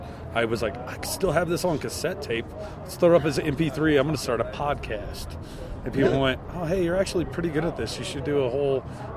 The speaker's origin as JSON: {"language": "English", "region": "North Louisiana", "country": "United States", "tie": "born or raised there", "also_born_or_lived": "Colorado", "moved": "as an adult", "lives_now": "Denver, United States", "said": "I grew up in North Louisiana, and I've been here for 12 years."}